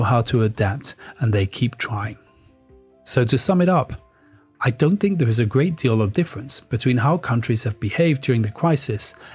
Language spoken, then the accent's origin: English; France; moved away; also born or lived in United Kingdom; I grew up there